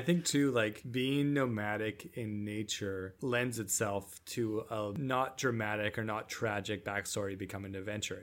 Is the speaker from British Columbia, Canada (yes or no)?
yes; Nanaimo, British Columbia, Canada; in my elementary school, uh, I lived on Nanaimo on the Vancouver Island